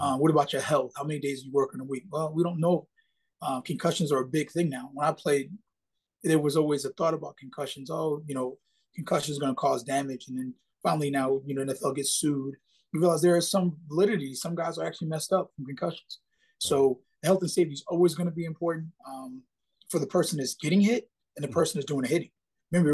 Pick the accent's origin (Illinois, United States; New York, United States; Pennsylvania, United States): New York, United States; Growing up in New York, football is not really big. It's really a basketball state